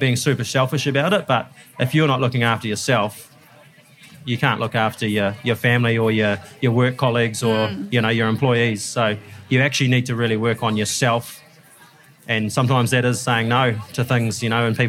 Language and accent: English; Hamilton, Waikato, New Zealand; Born and bred in Hamilton and left school at 16 and got straight into dairy farming